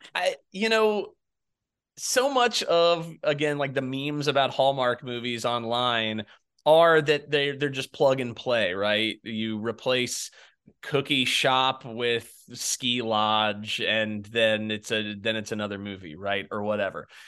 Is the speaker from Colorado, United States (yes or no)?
no; Jacksonville, Florida, United States; moved away; I'm from Jacksonville, Florida originally.